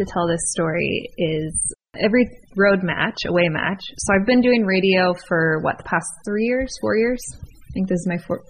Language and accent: English; San Diego, California, United States; born there; I was born in San Diego, so a lot of cool things did happen there.